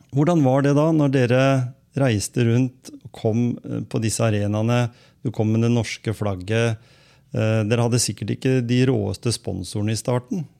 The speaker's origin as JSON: {"language": "Norwegian", "town": "Skien", "region": "Telemark", "country": "Norway", "tie": "born or raised there", "said": "Jeg vokste jo opp på andre sida"}